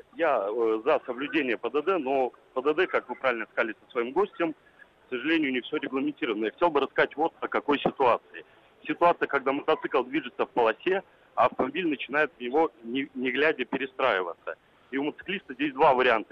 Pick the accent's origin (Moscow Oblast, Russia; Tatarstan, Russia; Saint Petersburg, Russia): Moscow Oblast, Russia; Mytishchi; я из Мытищ